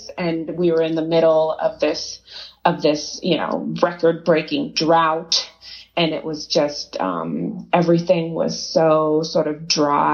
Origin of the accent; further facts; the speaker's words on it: Oakland, California, United States; moved away as an adult; also born or lived in Boston; now in Los Angeles, United States; I grew up in Oakland, California, so I'm sort of a California girl